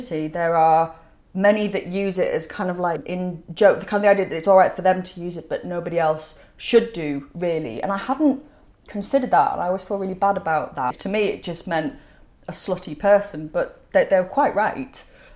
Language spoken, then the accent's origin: English; Leeds, Yorkshire and the Humber, United Kingdom; I'm from Leeds